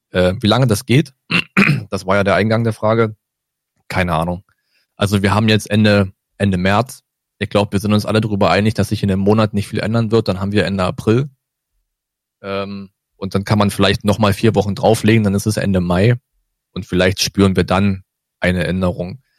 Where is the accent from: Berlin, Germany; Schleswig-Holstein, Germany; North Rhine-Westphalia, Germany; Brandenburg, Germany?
Brandenburg, Germany; kam eine kleine Hiobsbotschaft aus der Heimat, also aus Brandenburg, also Süden von Brandenburg, wo ich aufgewachsen bin